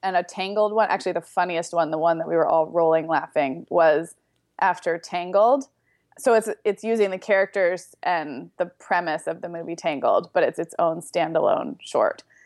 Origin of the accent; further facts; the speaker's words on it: Santa Barbara, California, United States; Santa Barbara, which is where I grew up